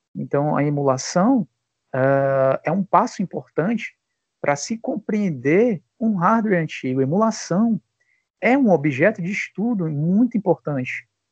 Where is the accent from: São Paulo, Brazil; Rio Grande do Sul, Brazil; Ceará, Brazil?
Ceará, Brazil; Fortaleza; sou aqui de Fortaleza, aqui no Ceará.